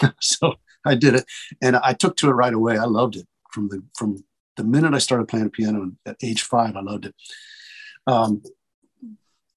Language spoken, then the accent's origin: English; Cincinnati, Ohio, United States; moved away; I'm living back in and around Cincinnati, which is my hometown.